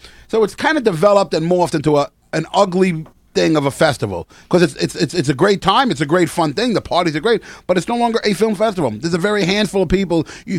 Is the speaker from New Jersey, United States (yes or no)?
no; New York City, New York, United States; moved away as an adult; now in Los Angeles, United States; growing up, I grew up in the Bronx.